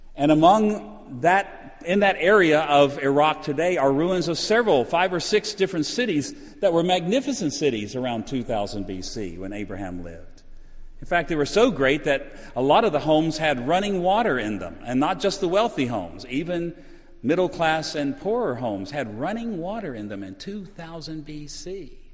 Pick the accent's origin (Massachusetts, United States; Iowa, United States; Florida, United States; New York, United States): Florida, United States; Orlando; I'm from Orlando.